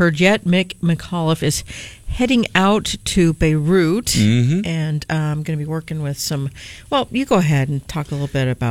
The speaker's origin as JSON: {"language": "English", "region": "Midwest", "country": "United States", "said": "being from the Midwest"}